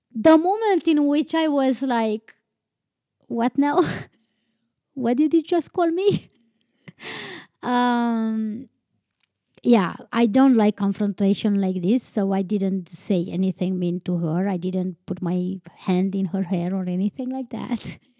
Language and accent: English; Transylvania, Romania; English is a second language; moved away; I was born and raised in Transylvania